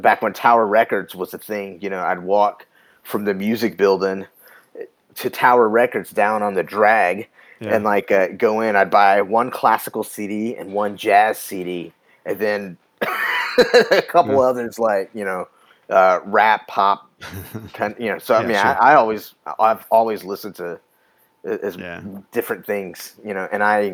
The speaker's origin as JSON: {"language": "English", "town": "Austin", "region": "Texas", "country": "United States", "tie": "born or raised there", "said": "I grew up on East Austin, you know, which was like the predominantly black part of town"}